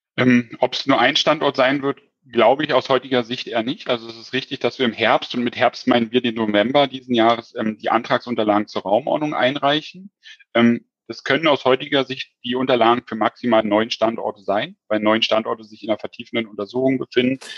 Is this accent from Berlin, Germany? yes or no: yes; Berlin, Germany; accent: Hochdeutsch; moved away; also born or lived in Frankfurt am Main; Ich komme ja ursprünglich eigentlich aus Berlin